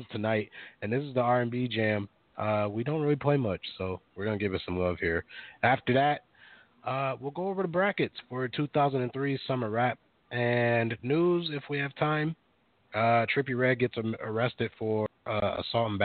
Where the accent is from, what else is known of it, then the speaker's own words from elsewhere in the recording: Minneapolis, Minnesota, United States; I grew up in Minneapolis